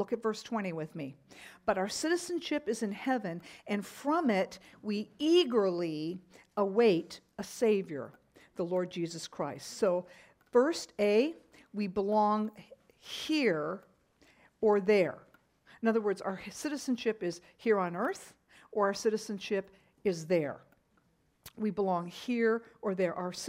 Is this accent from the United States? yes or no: no; Japan; when I was growing up, I grew up in Japan on the mission field with my parents, and we loved the Japanese culture.